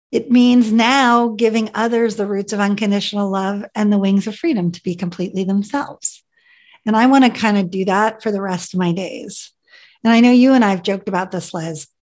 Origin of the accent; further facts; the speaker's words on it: Ethiopia; born there; So, believe it or not, I was born in Ethiopia my parents were evangelical missionaries that wanted to spread the gospel to those who had not heard.